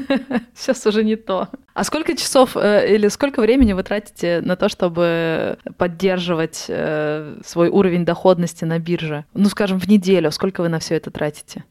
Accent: Moscow, Russia; Москва, мой родной город

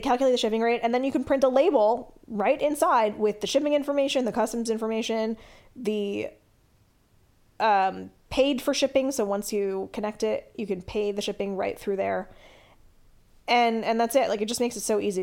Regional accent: Canada; I'm Canadian

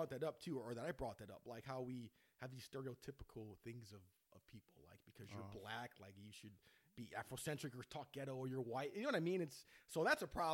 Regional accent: Wheeling, United States; we grew up like in Wheeling, which is a predominantly white area

